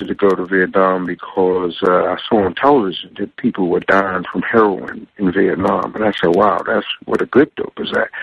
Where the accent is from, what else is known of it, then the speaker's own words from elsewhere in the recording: New York City, New York, United States; moved away as an adult; now in Texas, United States; I grew up on stage in New York City